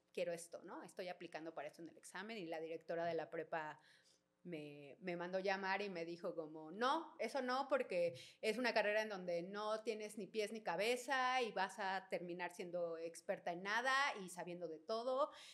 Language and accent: Spanish; Mexico City, Mexico; soy de aquí de Ciudad de México, eh, oriunda de Santa María la Ribera